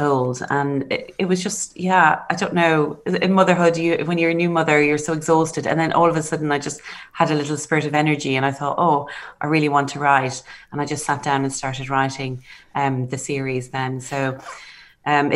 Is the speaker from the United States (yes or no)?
no; Ireland; now in Oxford, United Kingdom; being Irish